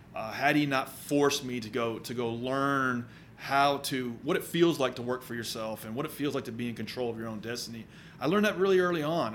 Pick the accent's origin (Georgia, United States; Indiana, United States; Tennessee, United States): Tennessee, United States; Murfreesboro; I grew up in Murfreesboro